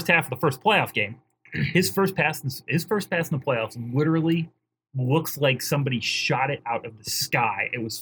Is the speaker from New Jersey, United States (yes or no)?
no; Philadelphia, Pennsylvania, United States; now in Tampa, United States; being a Philadelphian